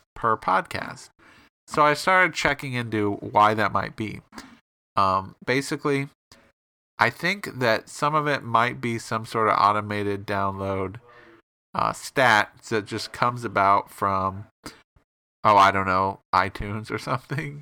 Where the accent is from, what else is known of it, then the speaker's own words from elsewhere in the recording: Bloomington, Illinois, United States; My hometown is Bloomington